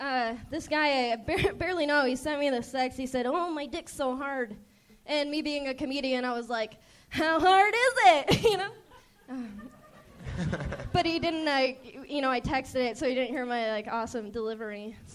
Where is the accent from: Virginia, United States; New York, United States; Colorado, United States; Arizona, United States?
Arizona, United States